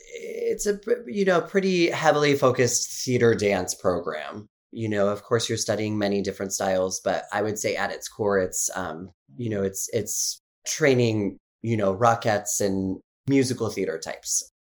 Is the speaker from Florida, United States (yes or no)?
no; Carson City, Nevada, United States; I grew up in Carson City, Nevada, just outside of Lake